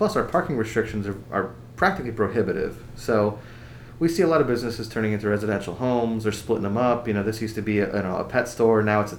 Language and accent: English; Fountain Hill, Pennsylvania, United States; I grew up in Fountain Hill, but, like, you know, Southside Bethlehem was just, you know, it was attached, and we walked through there all the time